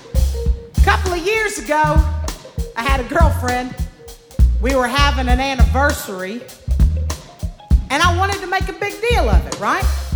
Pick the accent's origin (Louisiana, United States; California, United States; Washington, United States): Louisiana, United States; I'm from Louisiana